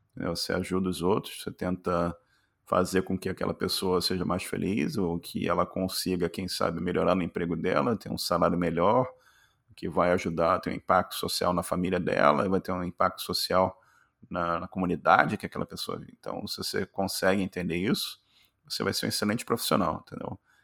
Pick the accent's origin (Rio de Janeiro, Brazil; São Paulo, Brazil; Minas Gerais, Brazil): Rio de Janeiro, Brazil; moved away as an adult; now in Canada; eu, nasci no Rio de Janeiro, classe, classe média